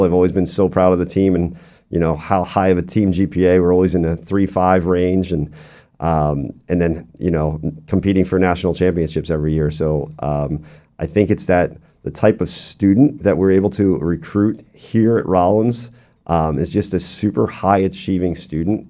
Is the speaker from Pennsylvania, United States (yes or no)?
yes; Doylestown, Pennsylvania, United States; moved away as an adult; also born or lived in Ohio / Albany; now in Central Florida, United States; I'm originally from Doylestown, Pennsylvania. It's about an hour outside of the Philadelphia hour, uh, area